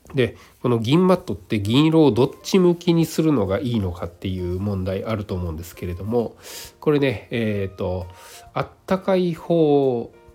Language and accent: Japanese; Nagano, Japan; now in Osaka, Japan; 私の実家はね長野県なのでそっちの方がよっぽど寒い